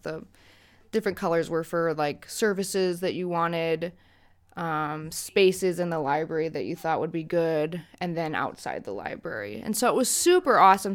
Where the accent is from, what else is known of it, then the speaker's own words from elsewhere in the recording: United States; as an American